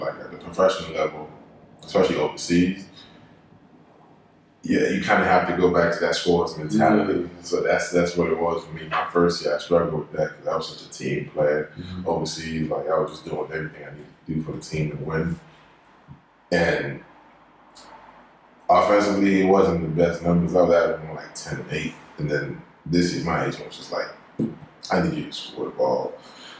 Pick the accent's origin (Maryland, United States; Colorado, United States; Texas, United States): Maryland, United States; born or raised there; also born or lived in Sierra Leone